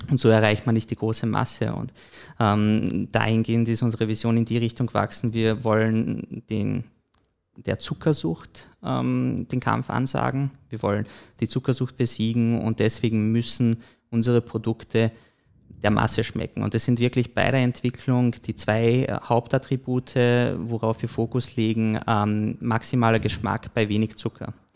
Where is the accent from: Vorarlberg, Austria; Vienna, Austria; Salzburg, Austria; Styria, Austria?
Salzburg, Austria; Bischofshofen; also born or lived in Hallein; geboren und aufgewachsen im Pongau. Also äh, habe größte Zeit meines Lebens in Bischofshofen verbracht